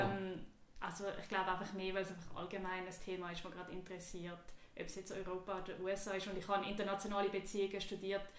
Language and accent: German; Switzerland; now in New York, United States; ich bin eine Frau, ich bin jüdisch, ich bin weiß, ich bin Schweizerin